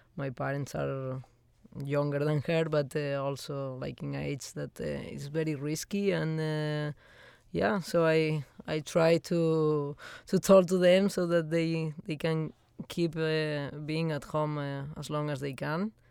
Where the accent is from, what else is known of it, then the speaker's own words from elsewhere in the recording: Spain; moved away; I'm coming from Spain, so we love to be outside.